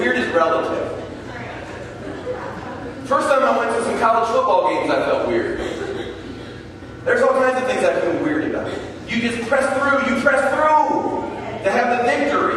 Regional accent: United States

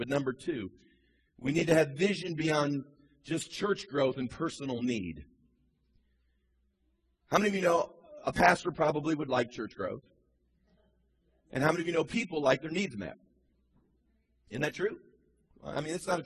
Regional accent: Midwest, United States; now in Charleston, United States; I grew up in the Midwest

